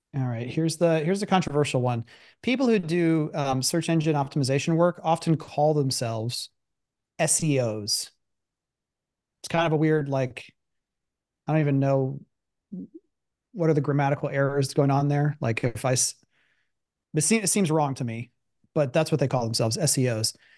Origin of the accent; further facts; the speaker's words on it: Columbus, Ohio, United States; also born or lived in Pittsburgh; I wasn't from Pittsburgh. Like, I lived, I grew up in Columbus